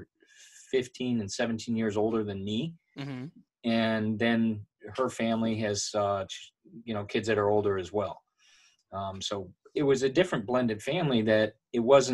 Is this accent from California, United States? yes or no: no; Michigan, United States; the people we grew up with in Michigan